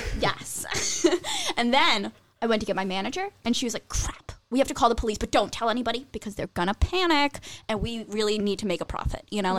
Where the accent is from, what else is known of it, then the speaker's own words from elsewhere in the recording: Michigan, United States; I'm from Michigan.